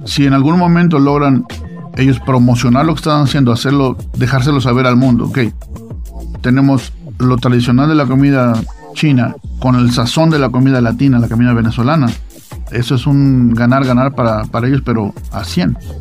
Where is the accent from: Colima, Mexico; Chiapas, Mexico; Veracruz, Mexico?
Veracruz, Mexico; now in Utah, United States; yo soy de Veracruz